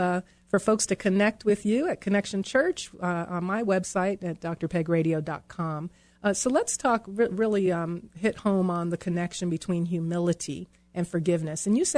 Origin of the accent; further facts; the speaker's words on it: New York, United States; now in Colorado, United States; I grew up in New York where you had, you know, five deadbolts in the chain